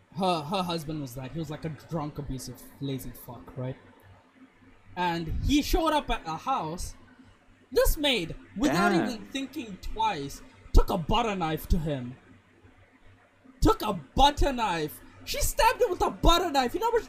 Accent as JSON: {"language": "English", "country": "Botswana", "tie": "born or raised there", "said": "Growing up in Botswana"}